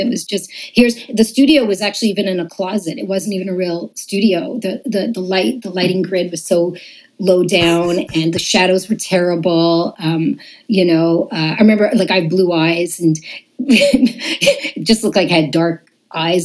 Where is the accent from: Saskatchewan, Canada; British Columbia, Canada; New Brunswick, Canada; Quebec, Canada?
Quebec, Canada; Montreal; moved away as an adult; now in Toronto, Canada; I was raised in Montreal